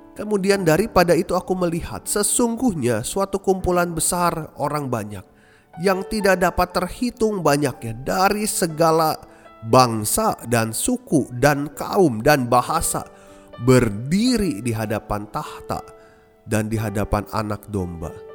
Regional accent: Indonesia; kita pun sebagai orang Indonesia, bangsa Indonesia, dari bermacam-macam suku bisa percaya kepada Tuhan Yesus

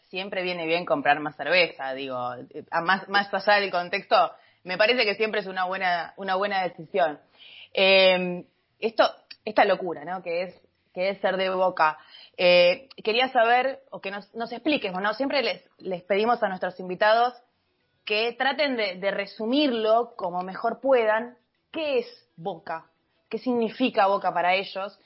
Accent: Argentina; Como argentina y como bostera

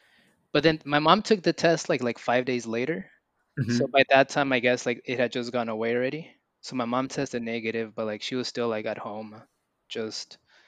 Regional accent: Richmond, Virginia, United States; born and raised in Richmond, Virginia, RVA.

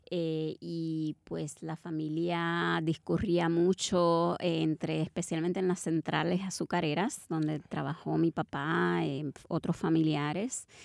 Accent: Bronx, New York, United States; born there; Eh, pero sí, los demás y las demás nacimos allá, en el Bronx.

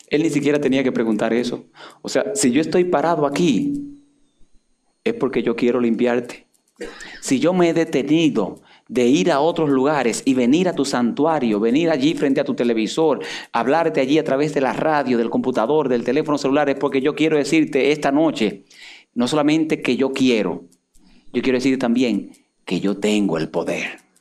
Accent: Dominican Republic; Y a mí, dominicano

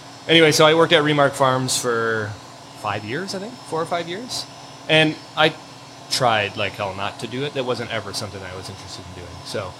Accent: Harrow, Ontario, Canada; moved away as an adult; now in Hamilton, Canada; South of Windsor in a little town called Harrow.

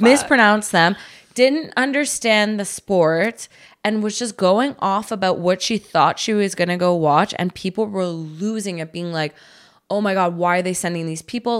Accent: Canada; we're Canadian

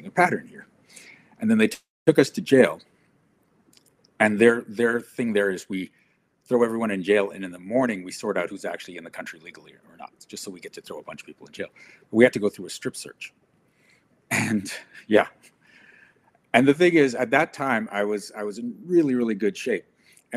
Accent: South Africa; now in Canada; I come from South Africa

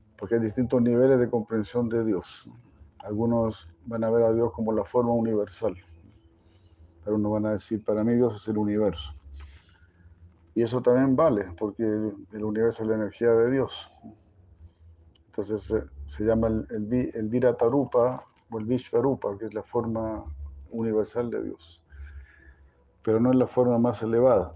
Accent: Chile; moved away; ahí donde yo nací

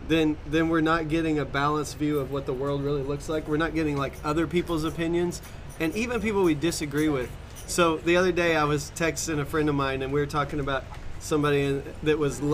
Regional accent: the Bible Belt, United States; And so, I live in the Bible Belt

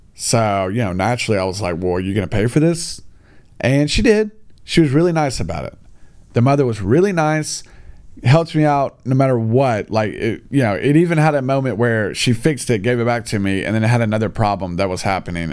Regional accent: United States; now in China; me being an American guy

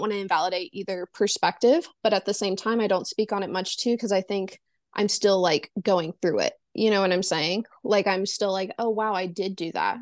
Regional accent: the South, Southern United States, United States; I am born and raised in the Su-, South, um, never really left the South.

